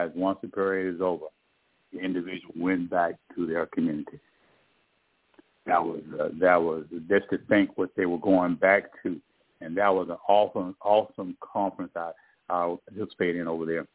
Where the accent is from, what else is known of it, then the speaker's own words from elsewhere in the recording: East Texas, United States; I'm born and raised in East Texas, a little small town